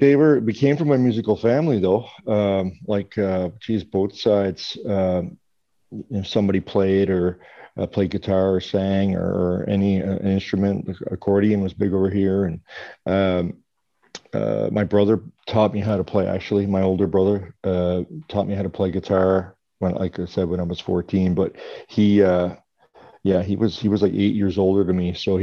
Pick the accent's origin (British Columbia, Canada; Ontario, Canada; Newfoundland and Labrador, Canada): Newfoundland and Labrador, Canada; Western Newfoundland; I'm born and raised in Western Newfoundland, and actually still here right now.